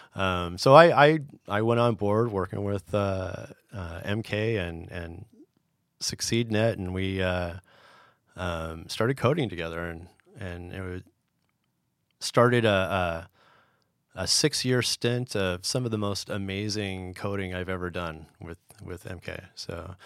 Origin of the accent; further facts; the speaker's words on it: San Diego, California, United States; moved away as an adult; also born or lived in Sacramento / Europe; I grew up in San Diego